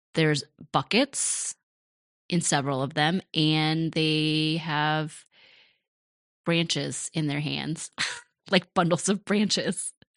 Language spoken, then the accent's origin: English; Rochester, United States; also born or lived in Cambodia (parents' origin); My folks moved to Rochester from Cambodia. We were the first Cambodian family in Rochester